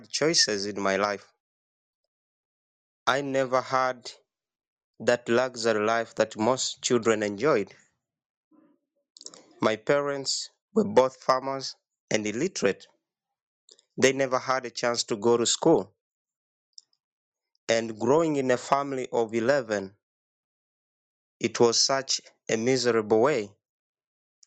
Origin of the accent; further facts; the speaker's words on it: Uganda; from Uganda, and I'm the founder of the Rondiri Foundation Uganda.